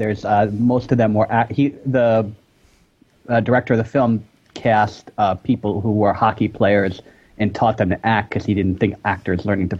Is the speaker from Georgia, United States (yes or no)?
no; New York, United States; I grew up in New York.